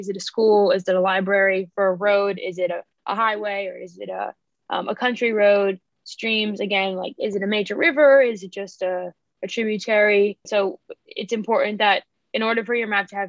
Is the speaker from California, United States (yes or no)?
no; New Jersey, United States; now in North Carolina, United States; I grew up in New Jersey, about 25 miles outside of New York City